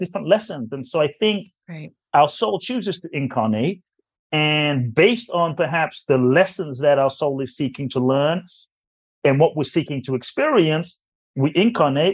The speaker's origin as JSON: {"language": "English", "region": "London", "country": "United Kingdom", "tie": "born or raised there", "moved": "yes", "lives_now": "Los Angeles, United States", "said": "Growing up in London"}